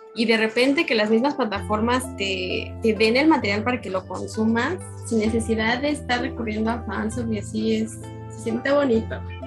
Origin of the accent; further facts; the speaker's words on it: Mexico; yo soy de México